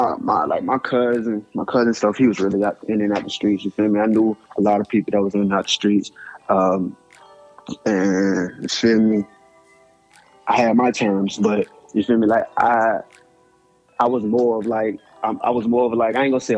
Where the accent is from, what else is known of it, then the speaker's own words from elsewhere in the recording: Alabama, United States; I'm originally from Alabama